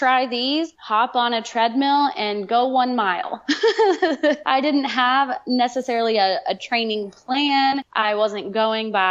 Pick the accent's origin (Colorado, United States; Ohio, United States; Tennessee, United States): Tennessee, United States; Chattanooga; my hometown in Chattanooga